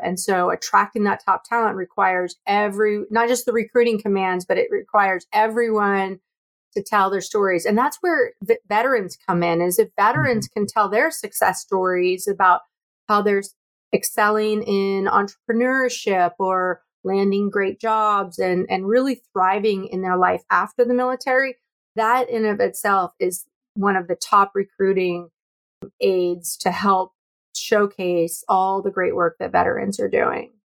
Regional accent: near San Francisco, California, United States; growing up near San Francisco

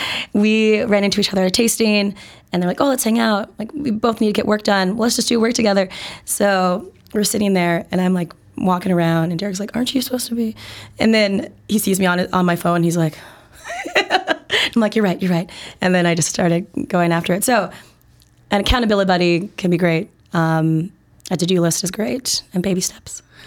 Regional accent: Minnesota, United States; now in Chicago, United States; I'm originally from Minnesota, uh, great, great state of Minnesota, ten thousand lakes and all

